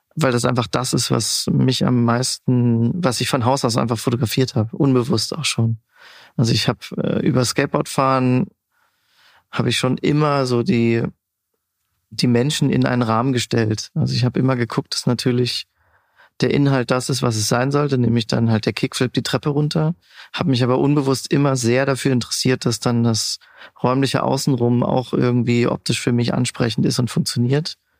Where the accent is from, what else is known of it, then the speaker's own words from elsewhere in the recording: Siegerland, North Rhine-Westphalia, Germany; moved away as an adult; also born or lived in Pforzheim / Stuttgart / Kaiserslautern; Ursprünglich komme ich aus dem Siegerland, aus dem wunderschönen kleinen Ort Bad Larsve, ein Luftkurort.